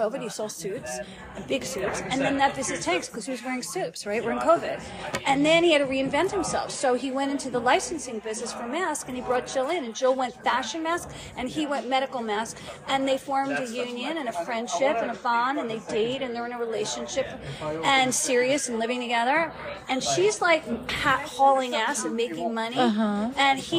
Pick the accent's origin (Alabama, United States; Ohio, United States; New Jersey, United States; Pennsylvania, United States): New Jersey, United States; I'm from Jersey